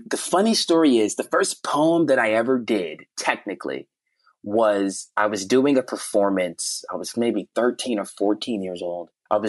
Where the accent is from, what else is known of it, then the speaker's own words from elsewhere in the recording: Chicago, Illinois, United States; when I was growing up in Chicago